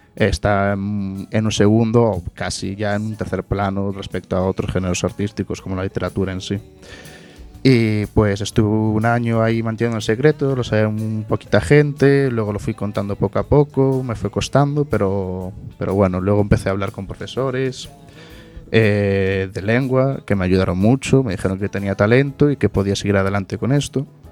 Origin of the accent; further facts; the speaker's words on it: Oleiros, Galicia, Spain; yo soy de Oleiros